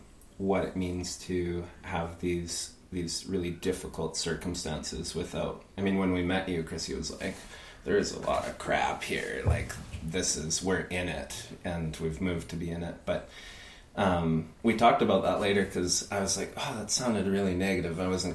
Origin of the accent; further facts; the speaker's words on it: Peru; I grew up in Peru in a really rigid, military-based school, so completely opposite.